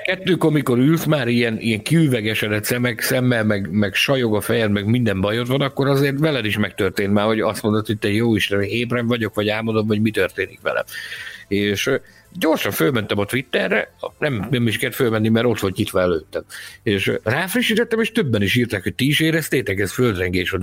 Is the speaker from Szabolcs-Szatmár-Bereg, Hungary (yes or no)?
yes; Balkány, Szabolcs-Szatmár-Bereg, Hungary; Falun nőttem fel, amiből város lett